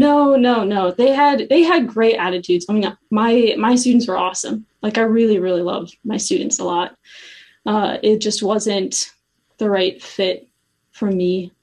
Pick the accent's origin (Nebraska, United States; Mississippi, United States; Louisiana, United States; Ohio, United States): Ohio, United States; Cincinnati; also born or lived in Steubenville, Ohio; I grew up in Cincinnati and then I went to Steubenville for college